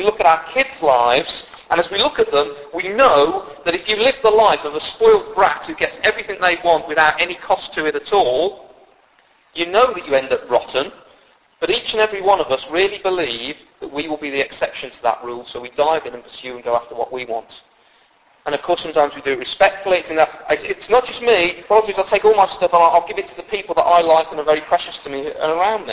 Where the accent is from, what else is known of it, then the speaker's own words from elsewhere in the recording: United Kingdom; we're mostly British.